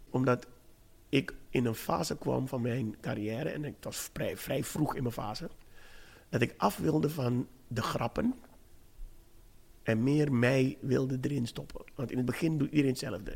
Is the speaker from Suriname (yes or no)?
yes; Suriname; ik ben een zwarte man, ik ben een Surinaamse man.